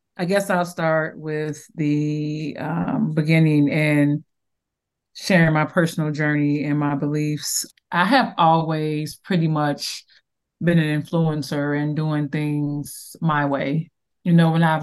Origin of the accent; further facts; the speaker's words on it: Chicago, Illinois, United States; I'm from Chicago, Southside, of Chicago. And I grew up on the Magnificent Mile